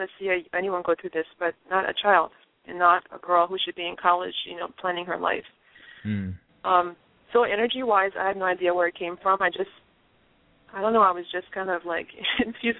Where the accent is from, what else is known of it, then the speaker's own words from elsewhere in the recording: Liberia; moved away; where I grew up in Liberia.